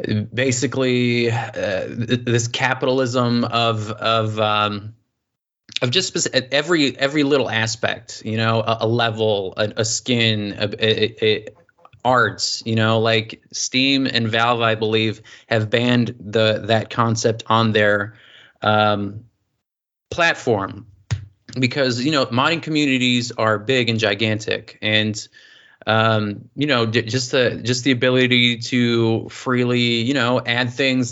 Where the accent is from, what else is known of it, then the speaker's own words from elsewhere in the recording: United States; as an American